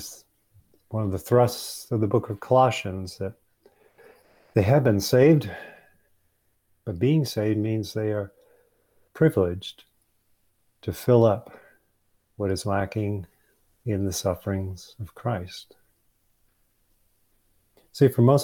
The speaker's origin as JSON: {"language": "English", "region": "Michigan", "country": "United States", "tie": "born or raised there", "moved": "yes", "said": "Kathy and I went back to my home state"}